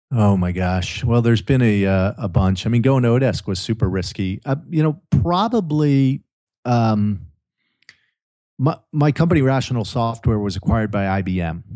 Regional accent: New Jersey, United States; moved away as an adult; also born or lived in Maryland; now in California, United States; growing up, uh, you know, in the mean streets of Jersey

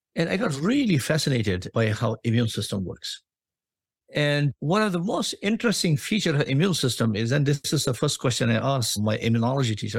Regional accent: India; moved away as an adult; also born or lived in Australia / United States; now in Boston, United States; I was born in India

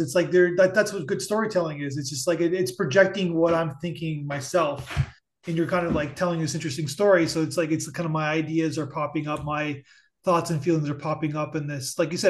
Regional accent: Buffalo, New York, United States; I'm from the Buffalo area

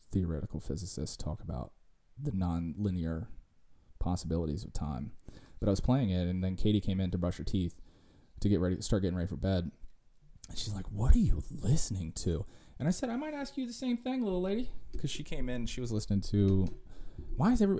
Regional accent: Virginia, United States; we're hillbillies from Virginia

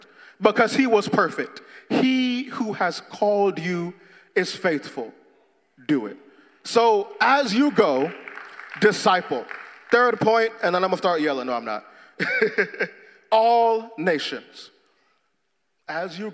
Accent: Jamaica; moved away; I'm Jamaican

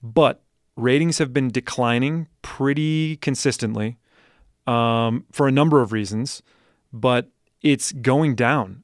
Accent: Madison, Wisconsin, United States; moved away; I grew up in Madison, Wisconsin

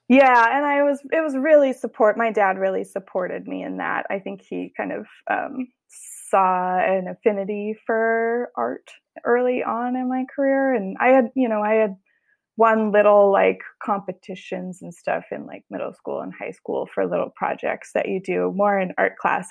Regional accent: Boulder, Colorado, United States; now in Oakland, United States; I grew up in Colorado

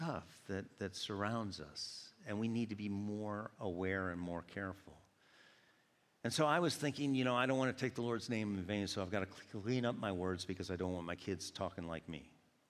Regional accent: Georgia, United States; born there; I was born in Georgia, but I've been up here enough that I don't always say y'all.

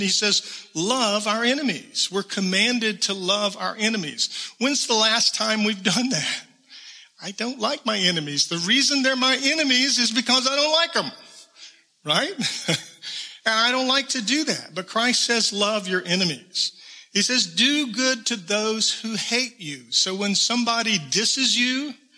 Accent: South Georgia, United States; I'm from South Georgia. I'm a little bit of a redneck

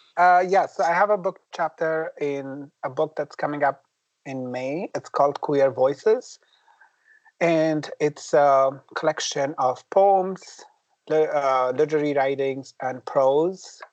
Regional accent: Afghanistan; English is a second language; now in Minneapolis, United States; growing up in Afghanistan

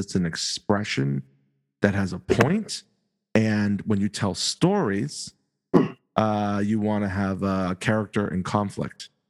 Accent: the North, United States; We're from the North.

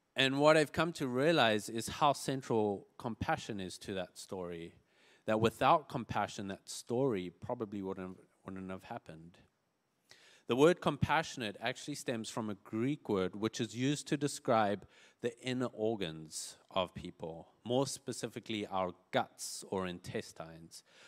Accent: South Africa; moved away; I grew up in South Africa

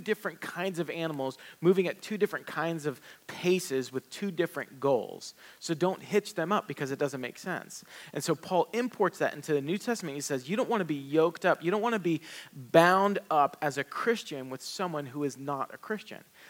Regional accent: the South, United States; I grew up in the South

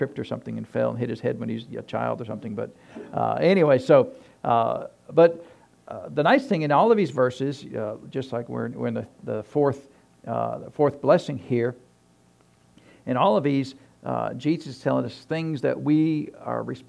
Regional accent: New Hampshire, United States; moved away; I grew up in New Hampshire

